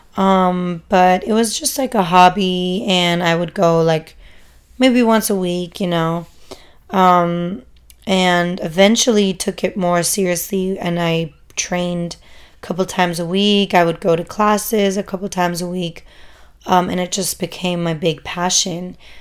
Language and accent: English; Germany; moved away as an adult; also born or lived in San Francisco, United States; now in United States; I grew up in Germany, um, as a first generation immigrant. My parents are both Turkish